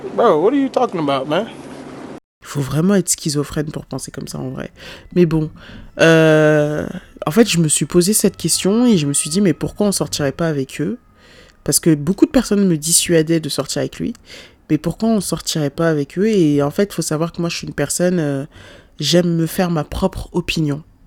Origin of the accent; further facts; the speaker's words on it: Lyon, Auvergne-Rhône-Alpes, France; moved away as an adult; ma ville euh, d'origine, mais euh, enfin ma, ville où j'ai vécu toute, pratiquement toute ma vie, mais c'était pas à cause de lui que j'ai quitté Lyon